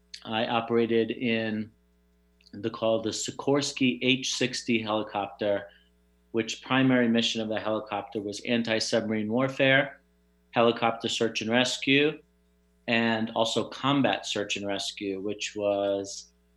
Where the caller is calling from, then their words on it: Phoenix, Arizona, United States; Sunny Phoenix, Arizona, although it is raining today, which is very rare, but beautiful.